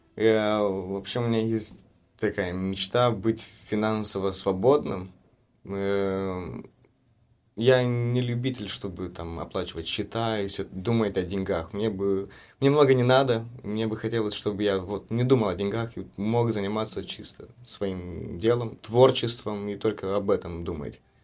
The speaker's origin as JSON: {"language": "Russian", "region": "Chișinău", "country": "Moldova", "tie": "born or raised there", "said": "Я из Кишинева, родился из Кишинева, но мои родители родом из Валень"}